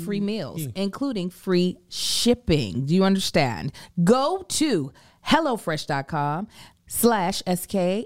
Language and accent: English; Lexington, Kentucky, United States; now in Los Angeles, United States; we are in my hometown.